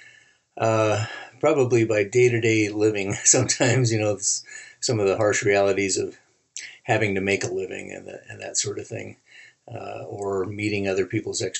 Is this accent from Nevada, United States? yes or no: yes; Reno, Nevada, United States; growing up in Reno, it was pretty common for celebrities to come through town